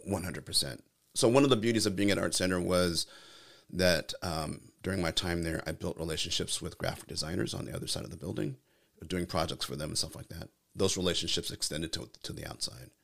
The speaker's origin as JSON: {"language": "English", "region": "California", "country": "United States", "said": "I'm from California"}